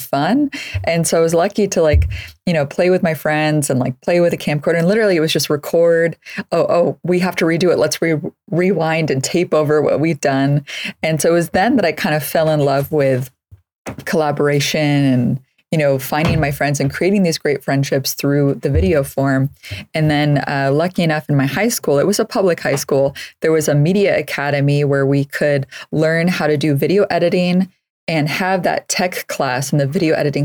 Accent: San Francisco Bay Area, California, United States; So I grew up in the Bay Area, just north of the Golden Gate Bridge. So in the San Francisco Bay Area region

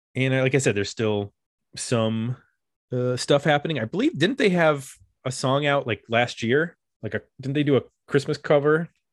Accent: Powell, Ohio, United States; my hometown

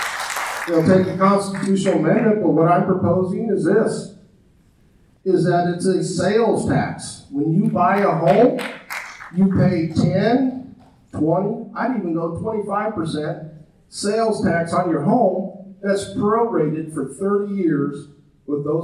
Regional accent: Douglas, Wyoming, United States; moved away as an adult; now in Johnson County, United States; I grew up in Douglas

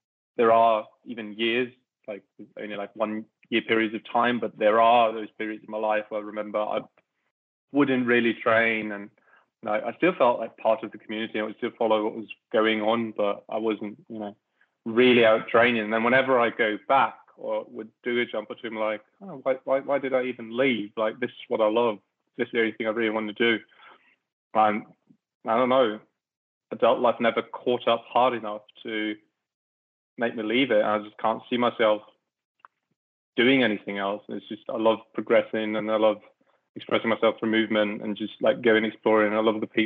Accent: around Frankfurt, Hesse, Germany; I grew up around Frankfurt

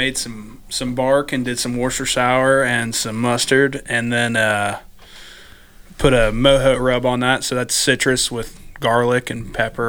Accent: Texas, United States

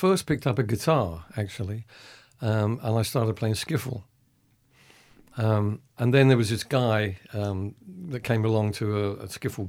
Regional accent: Colchester, East of England, United Kingdom; That was in Colchester, my hometown.

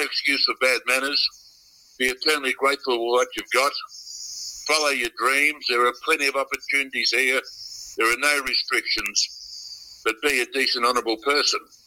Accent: Myrtleford, Victoria, Australia; also born or lived in Perth / Manjimup / Gunbower; He got an offer to share crop in Gunbow and then in Myrtleford, where I spent the majority of my upbringing

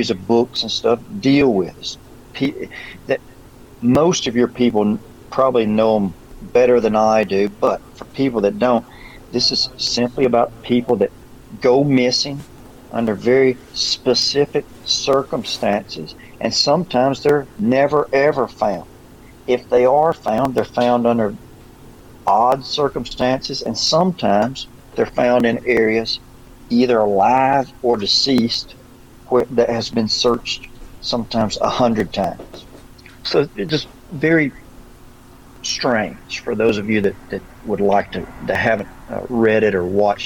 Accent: Alabama, United States; accent: Alabama; my Alabama accent

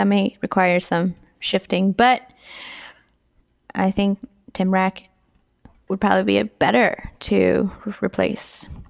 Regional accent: El Paso, Texas, United States; I grew up in El Paso

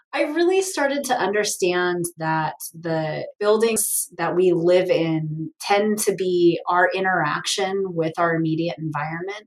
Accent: Portland, Oregon, United States; now in Tri-Cities, United States; I grew up in Portland, Oregon

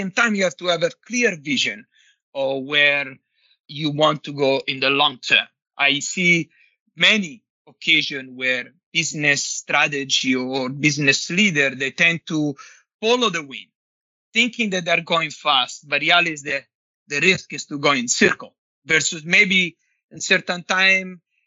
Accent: Nettuno, Lazio, Italy; moved away; I grew up in Nettuno, which is a small town, small beach town in the near Rome.

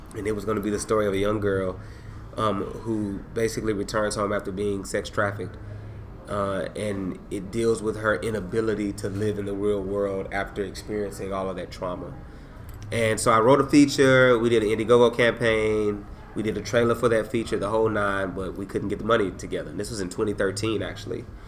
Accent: San Antonio, Texas, United States; also born or lived in Dallas, United States; now in Austin, United States; I grew up in San Antonio during the time when it was the drive by capital of Texas

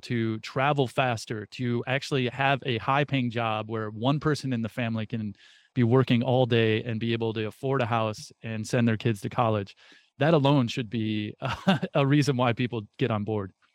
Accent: United States; being an American, born into this country

